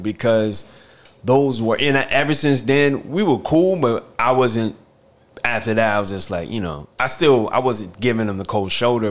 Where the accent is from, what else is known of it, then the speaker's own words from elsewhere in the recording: Newport News, Virginia, United States; moved away as an adult; also born or lived in North Carolina; now in New York, United States; growing up in Newport News